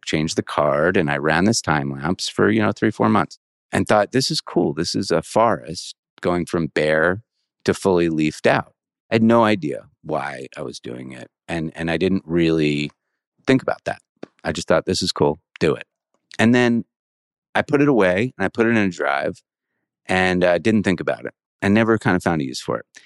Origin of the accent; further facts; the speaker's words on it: suburban Maryland, United States; So I grew up in an area of suburban Maryland, say 20 minutes from the White House, like right outside of DC.